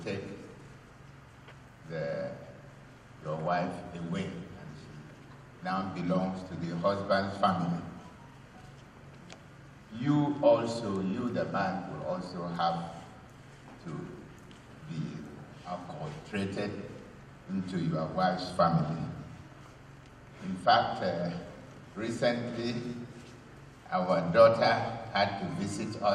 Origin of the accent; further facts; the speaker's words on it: Cross River, Nigeria; now in Calabar, Nigeria; I am from Cross River State, but I was born in Ikorobasi, attended primary school where Professor Cindy comes from